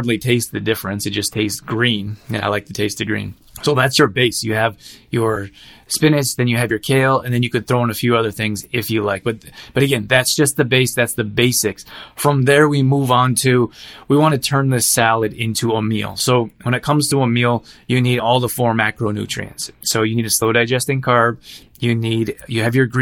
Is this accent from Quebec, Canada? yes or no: no; Alberta, Canada; I grew up in Alberta